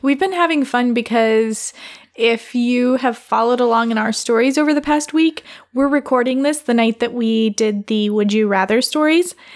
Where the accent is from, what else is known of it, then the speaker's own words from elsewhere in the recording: Michigan, United States; I grew up in Michigan, not the Upper Peninsula of Michigan.